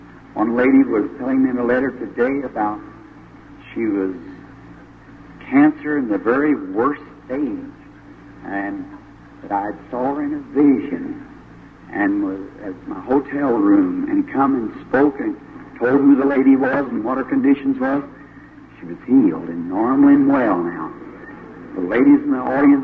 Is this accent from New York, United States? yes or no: no; Jeffersonville, Indiana, United States; my hometown in Jeffersonville